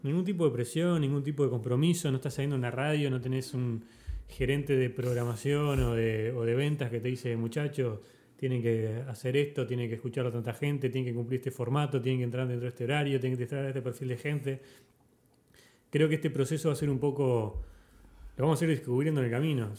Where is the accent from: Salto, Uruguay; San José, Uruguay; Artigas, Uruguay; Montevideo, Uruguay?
Montevideo, Uruguay; also born or lived in United States; yo soy de Montevideo, nací en Montevideo, viví toda mi vida en Montevideo